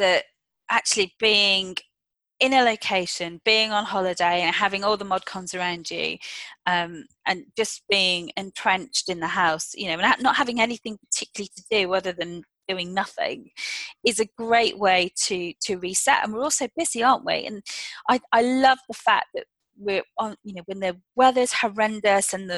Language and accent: English; United Kingdom; as British citizens